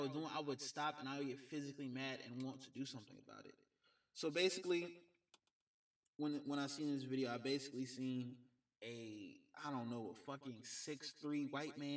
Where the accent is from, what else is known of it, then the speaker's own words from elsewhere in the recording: Georgia, United States; my home state of Georgia